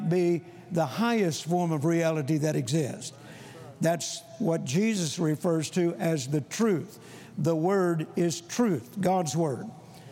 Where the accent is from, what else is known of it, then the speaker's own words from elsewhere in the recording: Vicksburg, Mississippi, United States; I was born in Vicksburg, Mississippi, on a farm that my grandfather had purchased in 1927